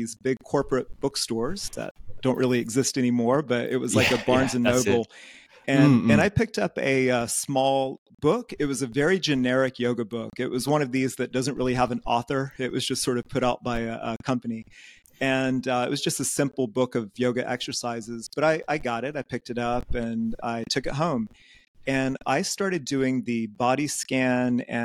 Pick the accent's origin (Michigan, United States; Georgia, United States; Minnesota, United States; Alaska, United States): Georgia, United States; moved away as an adult; also born or lived in Athens, Georgia / Asia; now in Groningen, Netherlands; I grew up in Georgia, so in the American South